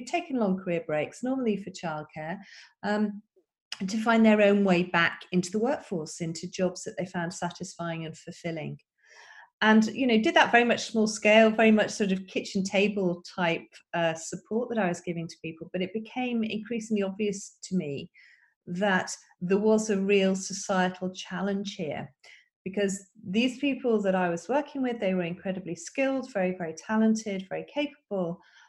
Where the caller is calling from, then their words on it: Wimbledon, London, United Kingdom; So I am calling in from Wimbledon, England.